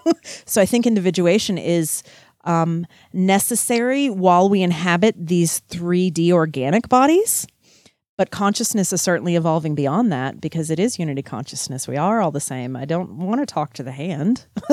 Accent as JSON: {"language": "English", "region": "Texas", "country": "United States", "said": "Oh, no, I'm from Texas. I love... Okay, sorry. All right. I'm even wearing my boots. Like, yeah, Texas we're okay with."}